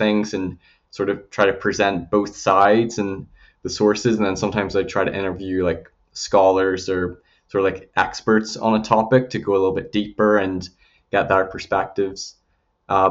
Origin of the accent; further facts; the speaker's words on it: Northern Ireland, United Kingdom; accent: Northern Irish; also born or lived in Belfast / England / Alberta, Canada; I was born in Belfast. So I spent part of my childhood in England, but most of my teenage years in Northern Ireland